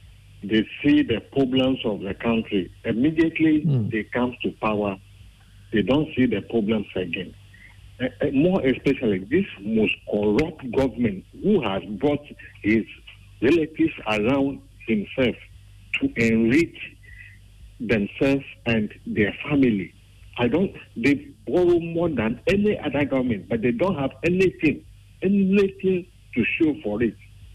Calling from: Ghana; calling from Akosi.

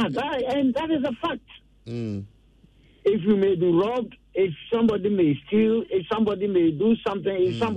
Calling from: Accra, Greater Accra, Ghana; I'm calling from Achimota.

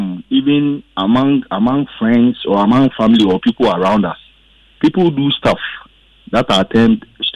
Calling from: Emena, Ashanti, Ghana; from Emena.

